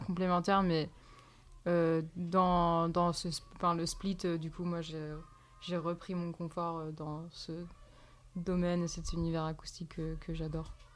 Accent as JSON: {"language": "French", "town": "Poitiers", "region": "Nouvelle-Aquitaine", "country": "France", "tie": "born or raised there", "also_born_or_lived": "Montréal / California", "moved": "yes", "said": "je suis née à Poitiers"}